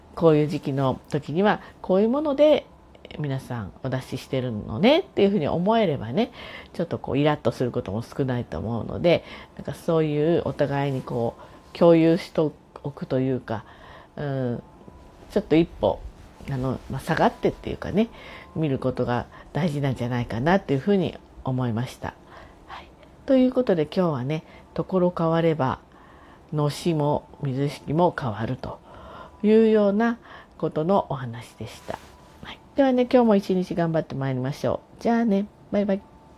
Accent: Tokyo, Japan; now in Kanagawa, Japan; 東京生まれで今神奈川にいるような人です

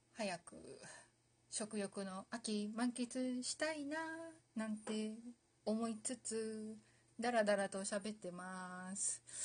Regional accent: Aomori, Japan; 私実は、あの、青森県出身なんですけど

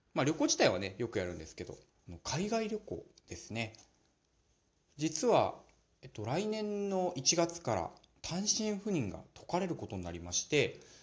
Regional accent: Nagano, Japan; also born or lived in Osaka / Tokyo; now in Morioka, Japan; 私の実家長野県

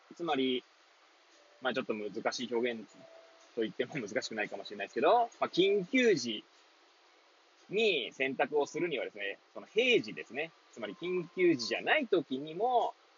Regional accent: Hachioji, Tokyo, Japan; moved away as an adult; now in Kamaishi, Japan; 八王子生まれ、八王子育ち、東日本大震災の前年より釜石で働く

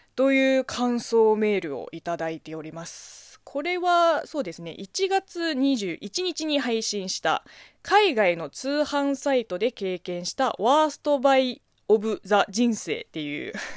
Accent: China; Japanese is a second language; moved away as an adult; now in Japan; 中国生まれ、中国育ちの私

